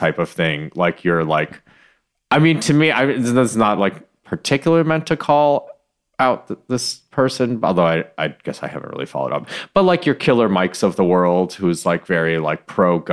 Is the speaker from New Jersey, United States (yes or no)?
no; Michigan, United States; I'm from Michigan